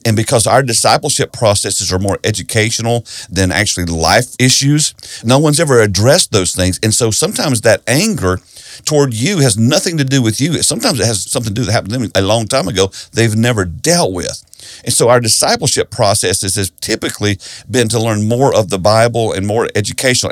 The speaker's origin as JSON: {"language": "English", "region": "South Carolina", "country": "United States", "tie": "born or raised there", "said": "I grew up in South Carolina in a Baptist church"}